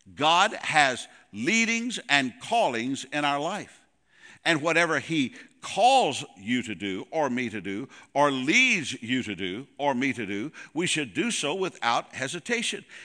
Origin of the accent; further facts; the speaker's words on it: Goodlettsville, Tennessee, United States; moved away as an adult; also born or lived in Casselberry, Florida; we're originally from Nashville, uh, Goodlettsville